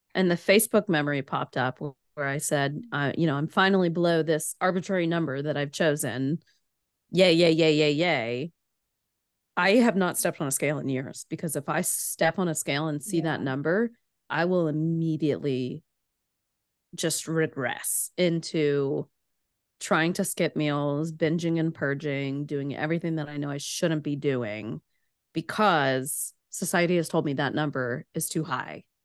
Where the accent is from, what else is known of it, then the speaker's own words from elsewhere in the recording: Chattanooga, Tennessee, United States; also born or lived in Philadelphia; I grew up in Chattanooga, Tennessee